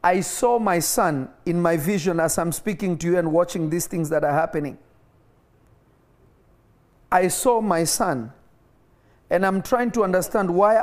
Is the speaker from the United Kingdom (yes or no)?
no; Nairobi, Kenya; moved away; Kenya is literally my first home because I was not born in my native country and I grew up in Kenya.